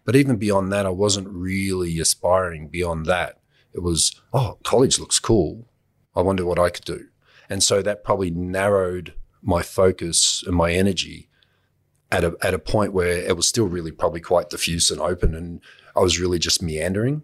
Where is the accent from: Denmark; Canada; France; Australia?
Australia; being an Australian